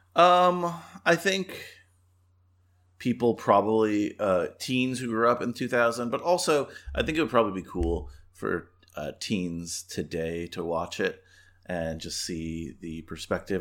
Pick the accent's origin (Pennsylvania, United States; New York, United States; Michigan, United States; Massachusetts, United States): New York, United States; I'm from New York